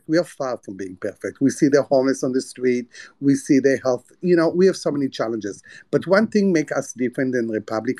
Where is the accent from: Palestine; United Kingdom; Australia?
Palestine; moved away; also born or lived in United States; I'm a poor Palestinian man.